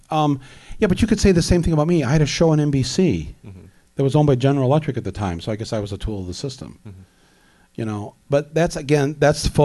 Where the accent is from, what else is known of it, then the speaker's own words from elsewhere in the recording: Midwest, United States; now in New York, United States; I come from the Midwest um, uh, and I come from a working class family